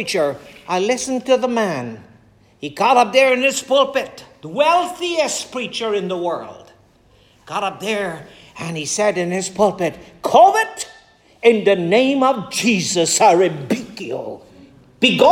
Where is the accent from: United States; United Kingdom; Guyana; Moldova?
Guyana; growing up in Guyana